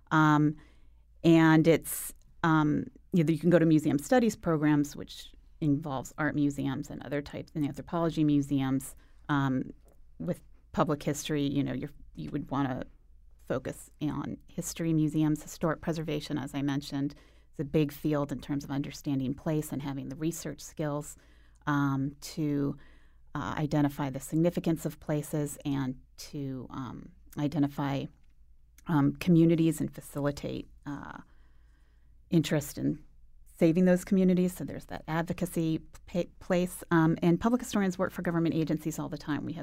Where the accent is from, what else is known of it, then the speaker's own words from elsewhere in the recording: Virginia, United States; also born or lived in Boston / Arizona; now in Connecticut, United States; I moved here from I grew up in Northern Virginia, Boston, then I got here from Arizona. So big circuitous route.